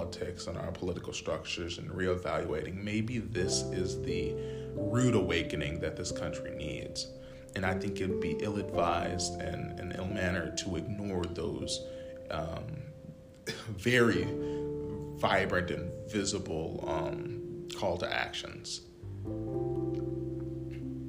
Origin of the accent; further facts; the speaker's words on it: United States; as Americans, as the American people